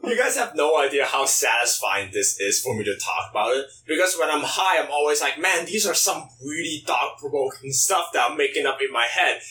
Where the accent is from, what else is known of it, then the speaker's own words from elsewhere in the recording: China; moved away; growing up in China